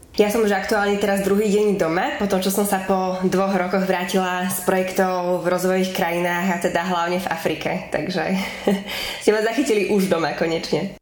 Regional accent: Zvolen, Banská Bystrica Region, Slovakia; also born or lived in Burundi / South Sudan / Kenya / Bratislava; ja som sa narodila v Európe, zrovna na Slovensku

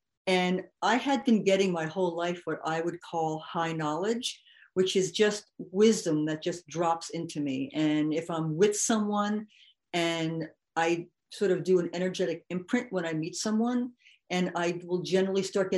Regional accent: New York, United States; because I am white and I'm from New York.

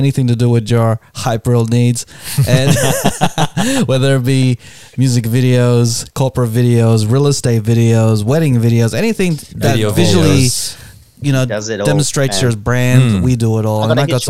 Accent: Australia; we're Australian and we are local.

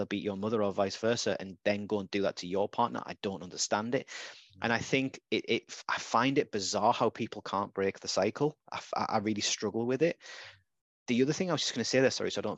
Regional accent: Redcar, North East England, United Kingdom; now in Gateshead, United Kingdom; I wasn't brought up in Gateshead or Newcastle. I was brought up in Redcar.

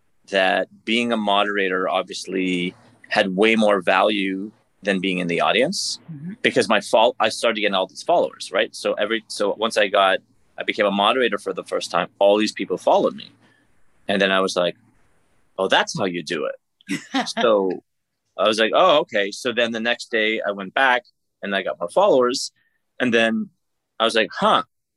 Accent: Canada; I'm from Canada

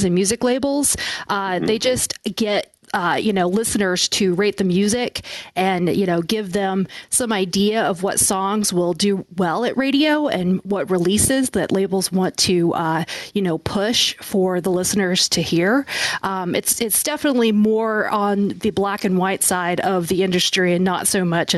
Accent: Little Rock, Arkansas, United States; now in Nashville, United States; I came from Little Rock, Arkansas

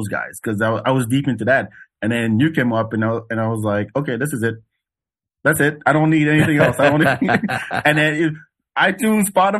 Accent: France; moved away; growing up in France

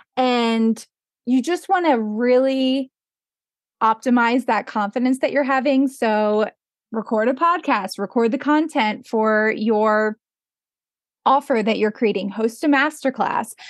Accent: Pennsylvania, United States; moved away as an adult; now in Jackson Hole, United States; I grew up in Pennsylvania, and I eventually moved out to Jackson Hole, Wyoming, where I live now

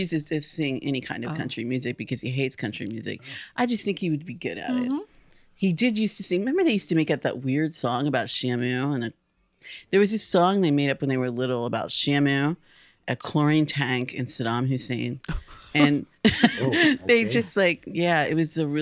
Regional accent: United States; We grew up on the Ohio River

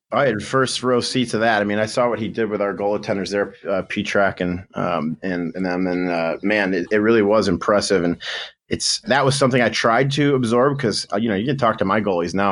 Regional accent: Grand Rapids, Michigan, United States; also born or lived in Kentwood, Michigan; now in Tucson, United States; I'm from Grand Rapids, Michigan. Um, I played some junior B in there when I was, like, sixteen

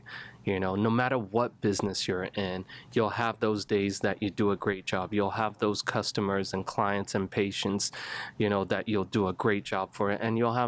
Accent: Nigeria; So I'm a Nigerian background. Grew up in Nigeria. Grew up kind of all over the place.

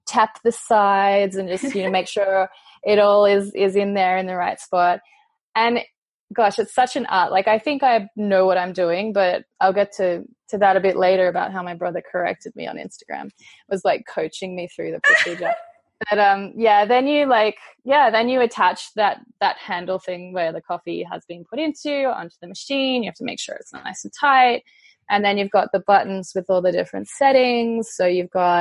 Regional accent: about 2 hours out of Melbourne, rural Victoria, Australia; moved away as an adult; also born or lived in Italy / Austria / London; now in Shanghai, China; So I am from Australia, born and raised in the country, about 2 hours out of Melbourne, but spent most of my time living in Melbourne

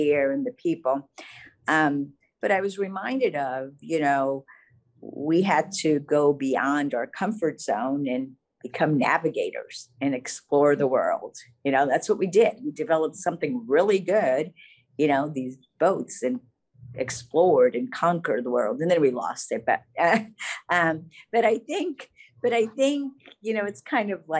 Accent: Portugal; also born or lived in Texas; now in Fort Bend County, United States; I'm from the Serra da Estrela

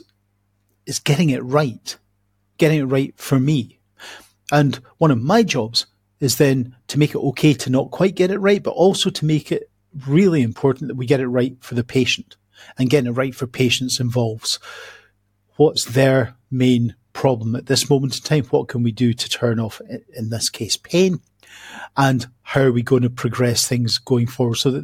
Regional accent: Scotland, United Kingdom; accent: Scottish; now in Coventry, United Kingdom

